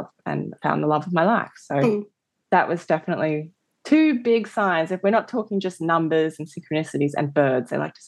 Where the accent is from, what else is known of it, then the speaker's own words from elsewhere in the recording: Australia; I grew up in Australia as a mixed race girl